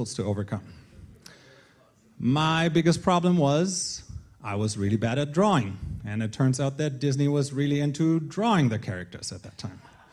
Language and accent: English; Northern Germany, Germany; moved away as an adult; now in Colorado, United States; I was born and raised in Germany before I met my American wife and left Germany at the age of 27.